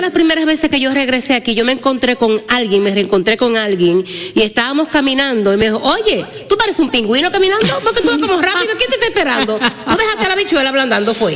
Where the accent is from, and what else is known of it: Dominican Republic; moved away as an adult; also born or lived in New York